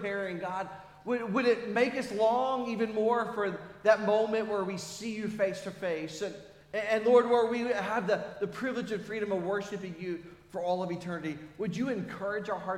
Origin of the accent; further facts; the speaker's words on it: United States; we're American